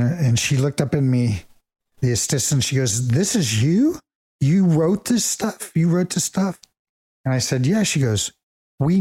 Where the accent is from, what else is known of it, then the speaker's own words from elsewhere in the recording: Dayton, Ohio, United States; moved away; also born or lived in West Hollywood; an hour from where I grew up in Dayton, Ohio